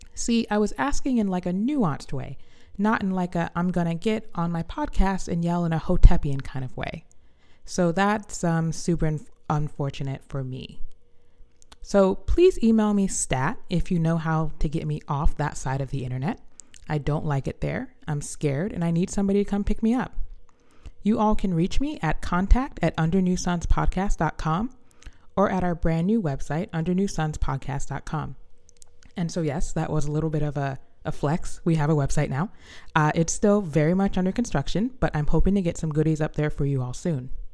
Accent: the South, United States; as a Southerner

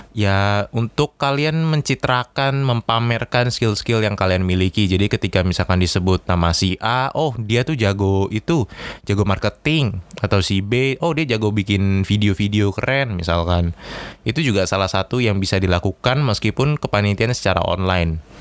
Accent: Jakarta, Indonesia; moved away as an adult; now in Surabaya, Indonesia; saya berasal dari Jakarta atau ibu kota kita tercinta.

